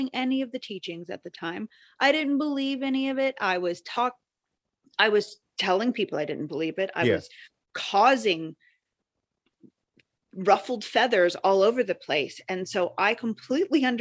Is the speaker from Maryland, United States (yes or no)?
yes; Montgomery County, Maryland, United States; also born or lived in Gaithersburg, Maryland; I was born and raised in Montgomery County, Maryland.